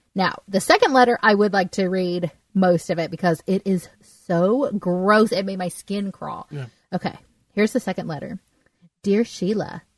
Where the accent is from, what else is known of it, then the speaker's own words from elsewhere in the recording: Southern California, United States; I grew up in Southern California